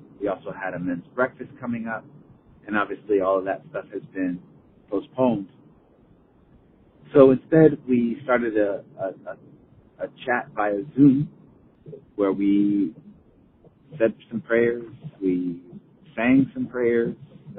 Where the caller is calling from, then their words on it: Los Angeles, California, United States; I'm calling from Los Angeles.